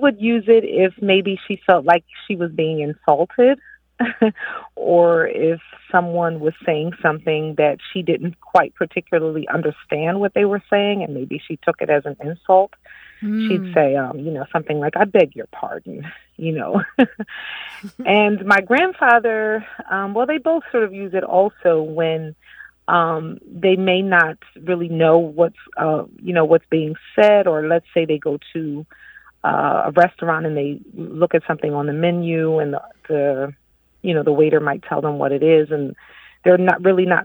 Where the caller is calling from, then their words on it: Delaware, United States; also born or lived in France; I am calling from Delaware.